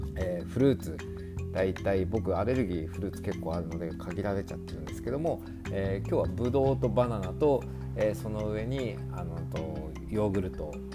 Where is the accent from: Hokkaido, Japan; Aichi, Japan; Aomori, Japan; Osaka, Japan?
Hokkaido, Japan; Sapporo; now in Australia; 僕札幌出身なので